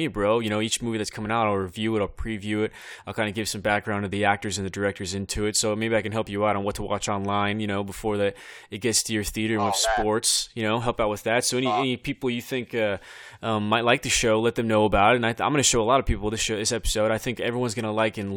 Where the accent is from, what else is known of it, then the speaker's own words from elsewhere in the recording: Bakersfield, California, United States; my hometown, Bakersfield, California